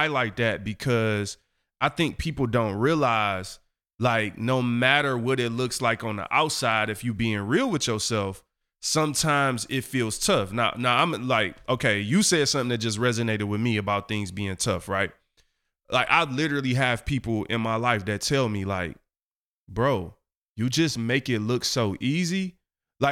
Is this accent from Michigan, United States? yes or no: yes; Detroit, Michigan, United States; I come from Eastside 7 Mile in Detroit